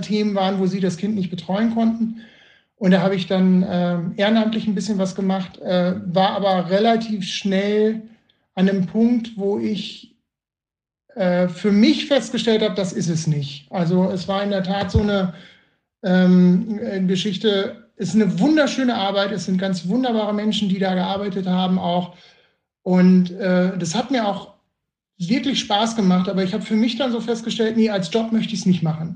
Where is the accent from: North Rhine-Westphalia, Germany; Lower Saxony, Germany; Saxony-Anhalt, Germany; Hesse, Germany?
North Rhine-Westphalia, Germany; Bielefeld; ich komme ja aus Bielefeld